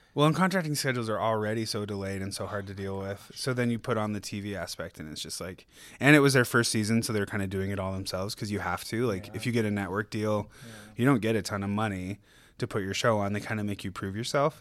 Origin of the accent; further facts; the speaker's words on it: Riverton, Utah, United States; also born or lived in Delta, Utah / Los Angeles, California; now in Ogden, United States; I'm from Delta, Utah, and then I moved to Riverton, Utah when I was 10 and graduated high school from there